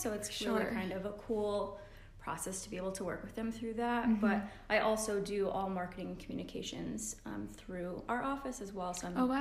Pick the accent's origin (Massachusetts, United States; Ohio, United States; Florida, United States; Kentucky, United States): Massachusetts, United States; Central; moved away as an adult; now in Newport, United States; I grew up in Central Mass